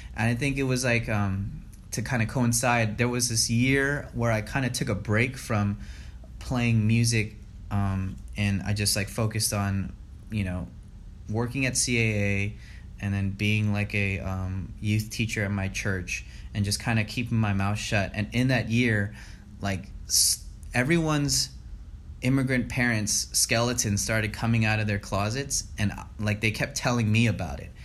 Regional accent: Los Angeles, California, United States; born and raised in the San Fernando Valley

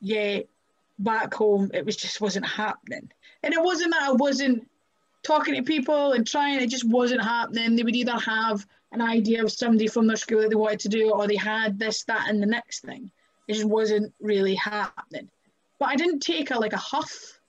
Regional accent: Kirkcaldy, Scotland, United Kingdom; now in Glasgow, United Kingdom; I'm from Kirkcaldy. I live in Glasgow.

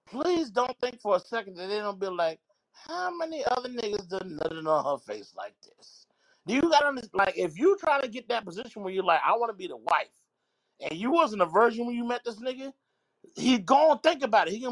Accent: South Carolina, United States; I am from South Carolina.

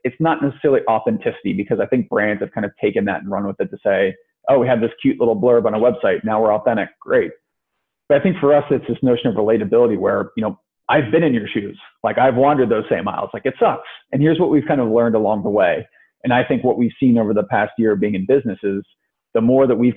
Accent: Ohio, United States; moved away as an adult; also born or lived in New England / New York / Chicago; I'm from Ohio originally, went to school in New England, kind of spent some time working in New York in finance, ended up moving to Chicago

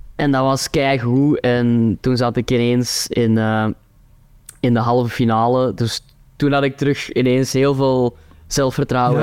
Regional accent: Turnhout, Flanders, Belgium; accent: Kempen dialect; Antwerp accent; ik ben van Turnhout

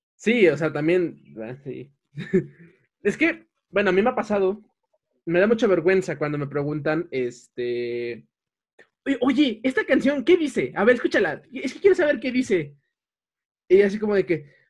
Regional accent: Mexico; en México que tenemos el acento norteño

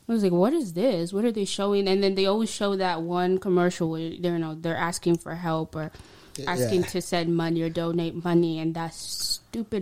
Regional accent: Tanzania; moved away; I'm from Tanzania

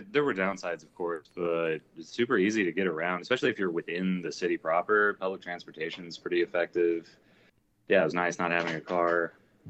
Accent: Indiana, United States; also born or lived in Washington, D.C.; Yeah, from Indiana. I lived in Washington, D.C. for about 2.5, 3 years.

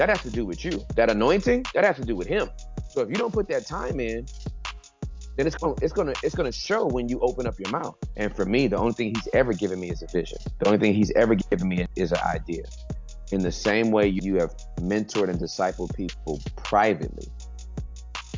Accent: Inglewood, California, United States; moved away as an adult; now in Dallas, United States; I am from Inglewood, California, Southern California

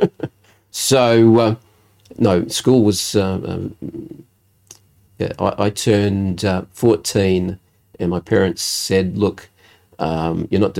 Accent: Adelaide, South Australia, Australia; also born or lived in Elizabeth, South Australia / Fairview Park, South Australia; we actually moved when I was about 10 years old. We moved from Elizabeth to Fairview Park, with Tea Tree Gully area

